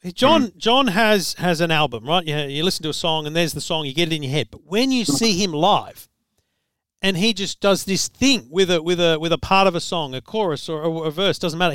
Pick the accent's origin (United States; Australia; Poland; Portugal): Australia; as an Australian